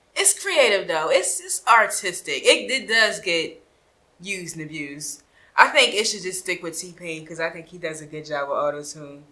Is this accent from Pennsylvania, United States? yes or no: yes; Philadelphia, Pennsylvania, United States; now in Atlanta, United States; I'm from Philadelphia, and I migrated here, so I am not from Atlanta, but I am a Georgia peach